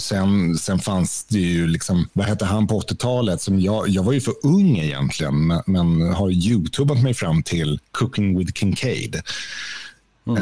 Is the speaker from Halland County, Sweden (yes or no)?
no; Stockholm, Stockholm County, Sweden; moved away; also born or lived in Skåne; född och uppvuxen i Stockholm